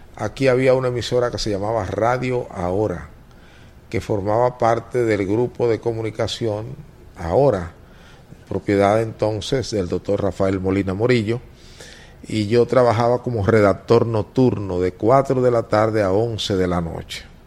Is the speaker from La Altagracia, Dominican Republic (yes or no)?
no; La Romana, Dominican Republic; accent: oriental; soy un oriental típico, es decir, una de esas personas que en vez de decir carta dice carta y en vez de decir puerta dice puerta. Yo nací en La Romana